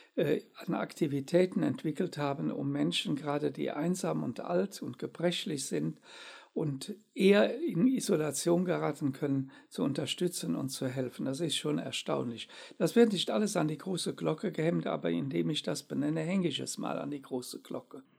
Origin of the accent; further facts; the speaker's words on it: Germany; wir dürfen auch nicht immer als Deutsche den Eindruck erwecken